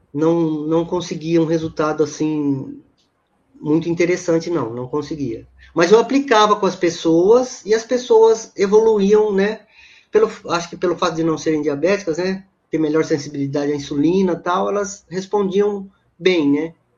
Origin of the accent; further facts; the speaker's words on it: Campinas, São Paulo, Brazil; Eu moro em Campinas, né? Sou de Campinas.